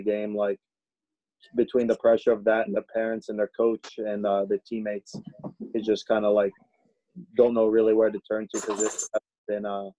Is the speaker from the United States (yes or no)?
no; Chios, North Aegean, Greece; English is a second language; I'm actually from Greece, so I used to watch you.